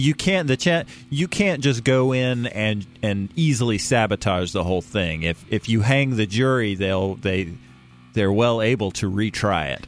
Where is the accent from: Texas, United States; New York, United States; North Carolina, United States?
North Carolina, United States; Asheville; moved away; I'm from Asheville, North Carolina.